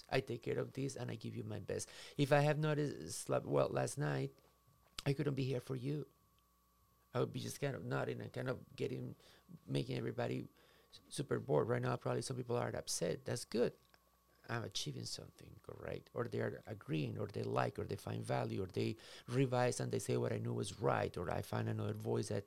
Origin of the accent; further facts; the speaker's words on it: Minnesota, United States; If you and I do not know how to swim, I came from Minnesota. We have the ta- 10,000 lakes, and it's probably more than that.